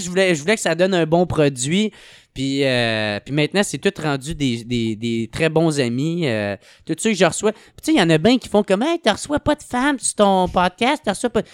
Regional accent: Gatineau, Quebec, Canada; je viens de Gatineau

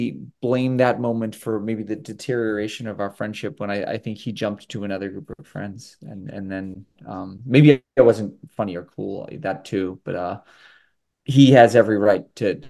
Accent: Winthrop, Massachusetts, United States; I grew up in the Northeast and from Winthrop

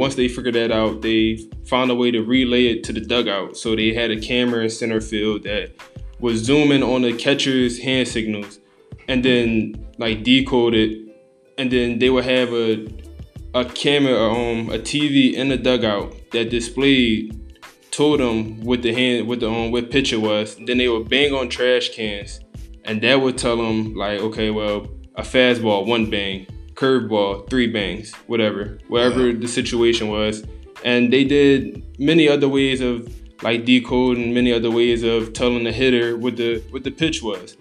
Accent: Philadelphia, Pennsylvania, United States; from Philadelphia, born and raised

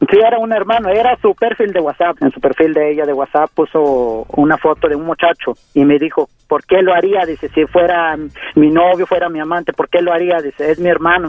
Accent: Mexico City, Mexico; born or raised there; moved away; also born or lived in Oaxaca

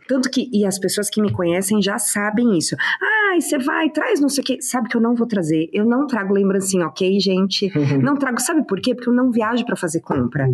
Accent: São Bernardo do Campo, São Paulo, Brazil; Eu sou de São Bernardo.

